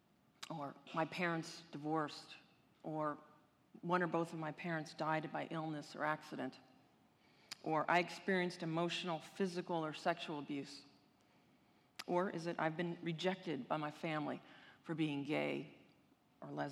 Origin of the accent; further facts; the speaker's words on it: Cleveland, Ohio, United States; I grew up in Cleveland, Ohio, not exactly the vacation destination of the world, but it was a good place to grow up